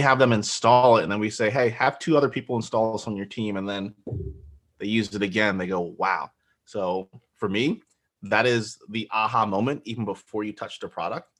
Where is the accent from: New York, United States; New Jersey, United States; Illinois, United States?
New Jersey, United States; Central; also born or lived in Nigeria; I was born in Nigeria. I grew up in New Jersey from, like, age one and a half until thirty-five. So, pretty much New Jersey boys, uh, Central Jersey